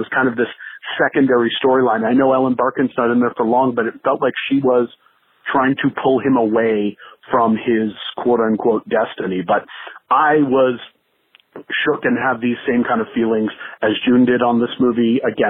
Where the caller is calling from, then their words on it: St. Thomas, Ontario, Canada; I'm calling from St. Thomas, Ontario in Canada.